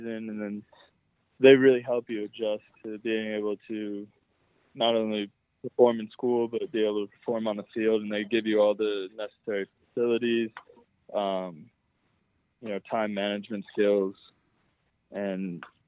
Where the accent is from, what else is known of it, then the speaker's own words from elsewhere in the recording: Atlanta, Georgia, United States; moved away as an adult; also born or lived in Chapel Hill, North Carolina / England; it's my hometown